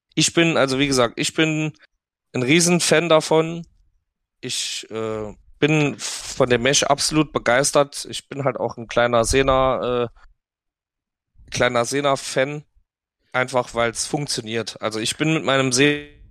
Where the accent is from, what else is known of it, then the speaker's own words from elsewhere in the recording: Saarland, Germany; bei uns im Saarland sagt man rumgeschnust